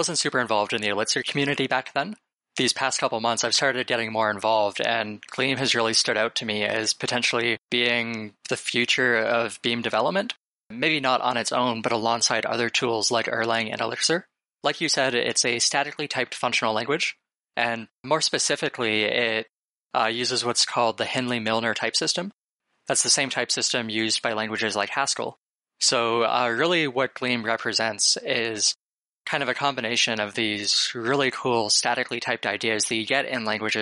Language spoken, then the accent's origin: English; Waterloo, Ontario, Canada; moved away as an adult; now in Bay Area, United States; I'm originally from Canada. I grew up in Waterloo, Ontario, actually. I basically spent my entire life there